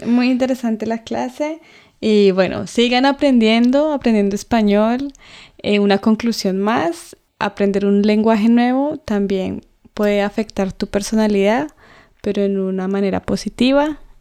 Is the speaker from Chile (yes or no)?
no; Colombia; accent: Colombian; first language Spanish; moved away; mi acento mm. colombiano.